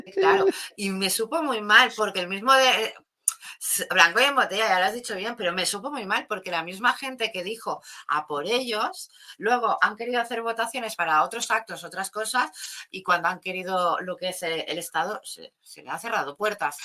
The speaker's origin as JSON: {"language": "Spanish", "region": "Catalonia", "country": "Spain", "said": "me sentía como como en plan de apoyar los de mi tierra, los de mi zona"}